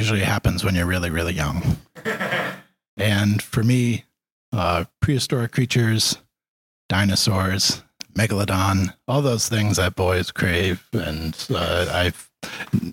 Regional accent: Stonington, Connecticut, United States; now in Westerly, United States; I did grow up in the Stonington area. I went to high school at Wheeler

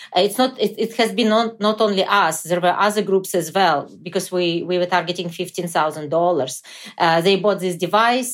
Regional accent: Chernivtsi, Chernivtsi Oblast, Ukraine; moved away; Chernivtsi, which is my hometown in western Ukraine

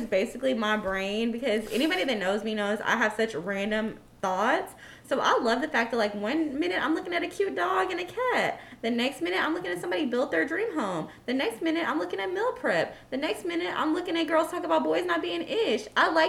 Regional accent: United States; I am Black American, a.k.a. ADOS.

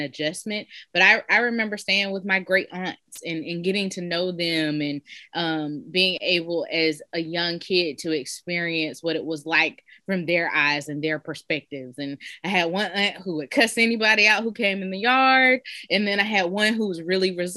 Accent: Georgia, United States; growing up in Georgia, I had people who I call auntie who weren't related to me.

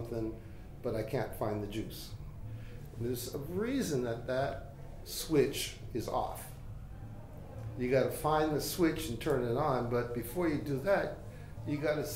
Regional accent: Halifax, Nova Scotia, Canada; I was born in Halifax and into a family of spiritual healers. And they worked in the Halifax community

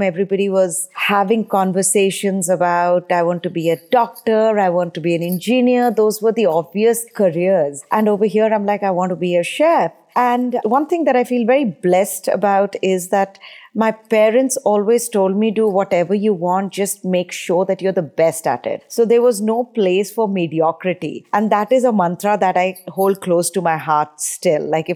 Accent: India; moved away; I grew up in India

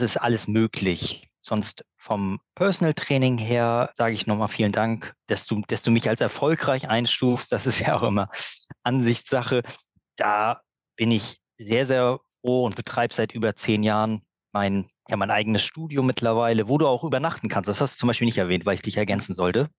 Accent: Berlin, Germany; now in Glücksburg, Germany; Ich komme auch ursprünglich aus Berlin

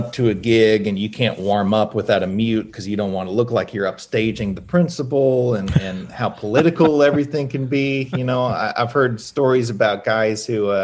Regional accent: Hendersonville, Tennessee, United States; When I was a kid, I grew up in Hendersonville, which is like 20 minutes north of Nashville.

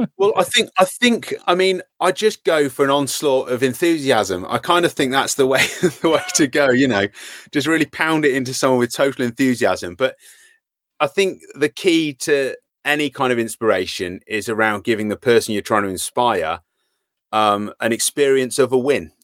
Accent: Worcester, West Midlands, United Kingdom; moved away as an adult; now in Shrewsbury, United Kingdom; from Worcester originally.

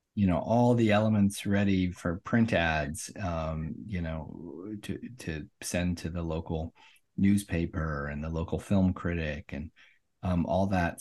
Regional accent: Omaha, Nebraska, United States; moved away as an adult; also born or lived in Saint Louis / Washington, D.C.; I grew up in Omaha, Nebraska

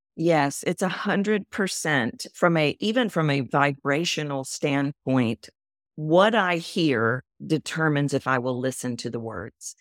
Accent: Texas, United States; moved away; also born or lived in New York City; I'm from Texas.

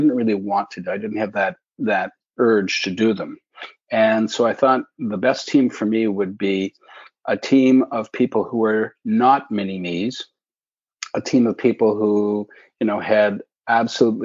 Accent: Alberta, Canada; moved away as an adult; also born or lived in Eugene, Oregon / Montreal; now in Toronto, Canada; I was raised out in Alberta

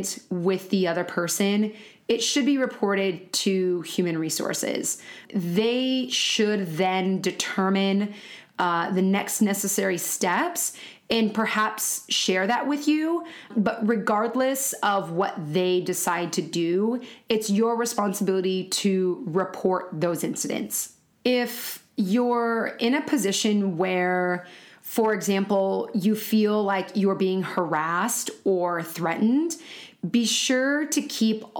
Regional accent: California, United States; also born or lived in Florida; I was raised in California my whole life.

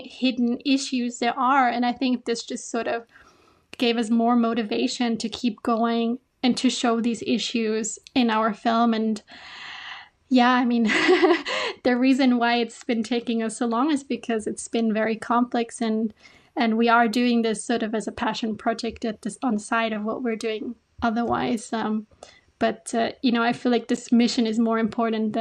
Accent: Austria; moved away as an adult; now in Japan; I'm from Austria

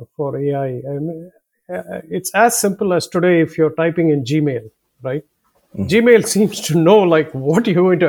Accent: India; accent: southern; now in United States; My previous life was in four other countries, including growing up in India

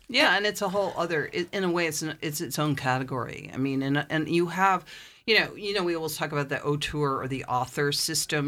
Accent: Amagansett, New York, United States; moved away as an adult; also born or lived in England; I'm originally from Amagansett

